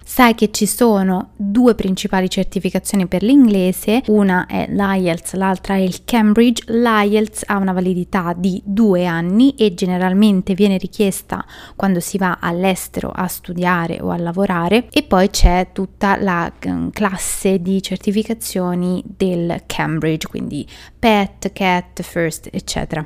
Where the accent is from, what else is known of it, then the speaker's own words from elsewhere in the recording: Italy; noi italiani